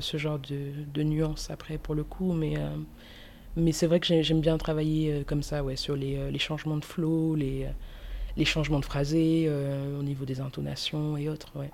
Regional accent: Toulouse, Occitania, France; also born or lived in Cameroon; en tant que Toulousaine

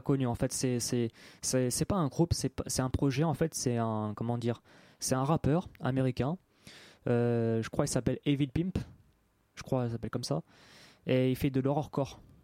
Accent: Paris 18th arrondissement, Île-de-France, France; je suis né dans Paris 18e

